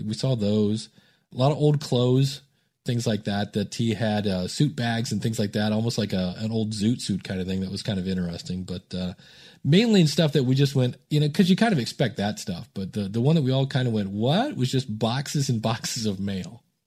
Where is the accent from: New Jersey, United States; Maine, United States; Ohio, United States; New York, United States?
Ohio, United States; Akron; also born or lived in Cleveland, Ohio; I grew up in Akron, Ohio